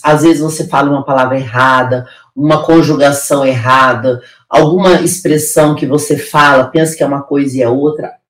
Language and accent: Portuguese; interior of Paraná, Brazil; now in São Paulo, Brazil; Eu vim do interior do Paraná, de um lugar de extrema pobreza. Hoje eu moro na cidade mais rica do Brasil